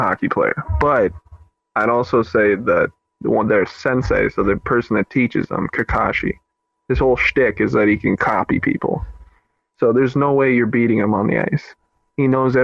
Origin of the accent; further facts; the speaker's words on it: the South, United States; I'm from the South.